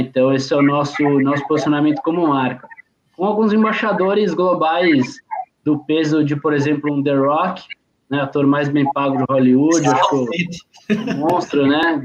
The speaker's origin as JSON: {"language": "Portuguese", "region": "São Paulo", "country": "Brazil", "said": "minha família toda é, é de, de Pernambuco. Eu sou paulista ah, aqui, praticado em São Paulo"}